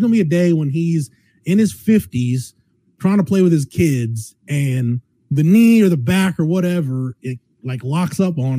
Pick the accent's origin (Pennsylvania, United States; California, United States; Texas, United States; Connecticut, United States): Texas, United States; Florence; I grew up in Florence, Texas, America.